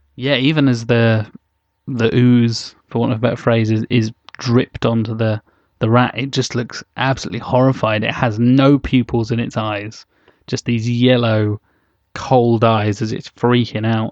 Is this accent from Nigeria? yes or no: no; United Kingdom; we, we're all British. We're all, all very, unfortunately very British.